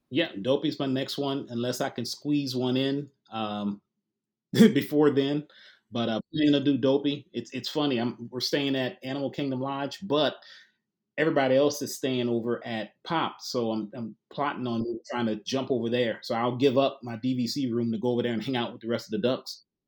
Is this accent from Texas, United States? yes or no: no; New Orleans, Louisiana, United States; moved away as an adult; now in Little Rock, United States; originally from New Orleans, so I've been here about three years